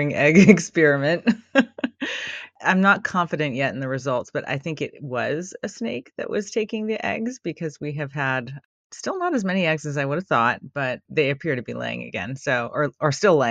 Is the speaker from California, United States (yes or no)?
yes; California, United States; I grew up during a period of a long drought in California